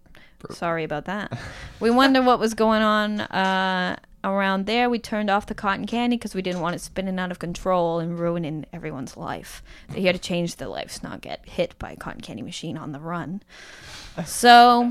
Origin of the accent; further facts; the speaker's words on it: Pitlochry, Scotland, United Kingdom; turns out we're both from the same small town. And we're both from Pitlochry in Scotland.